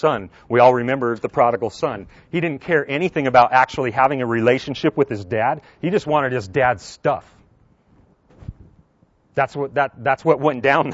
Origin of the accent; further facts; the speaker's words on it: Southern California, United States; moved away; I grew up in Southern California